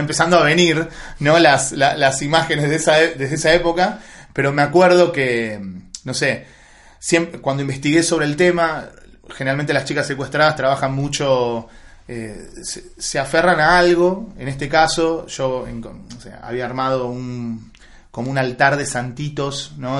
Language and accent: Spanish; Asunción, Paraguay; now in Argentina; mis papás son argentinos, pero mi papá trabajó muchos años en Paraguay y yo nací en Asunción de Paraguay.